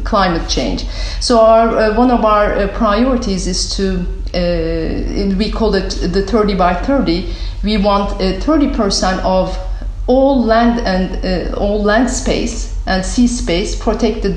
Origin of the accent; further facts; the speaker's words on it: Izmir, Turkey; moved away as an adult; also born or lived in United States / Europe; now in Istanbul, Turkey; I am from Izmir, southern part of Turkey, on the Aegean coast. I came to Istanbul at the age of 18